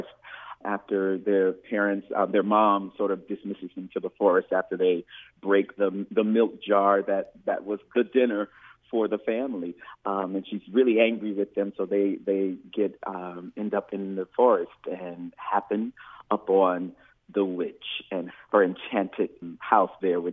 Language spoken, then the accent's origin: English; Fairhope, Alabama, United States; moved away as an adult; also born or lived in Pensacola, Florida; now in New Orleans, United States; I was born in Pensacola, Florida, and raised in a little town called Fairhope, Alabama, all there on the Gulf Coast